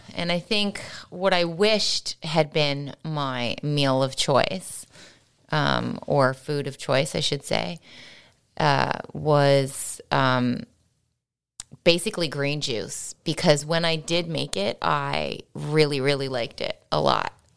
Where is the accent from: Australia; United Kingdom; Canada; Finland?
Canada; St. John's, Newfoundland and Labrador; moved away; growing up in Saint John's